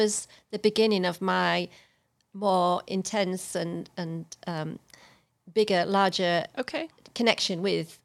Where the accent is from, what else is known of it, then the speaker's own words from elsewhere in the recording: England, United Kingdom; moved away as an adult; now in Texas, United States; As English person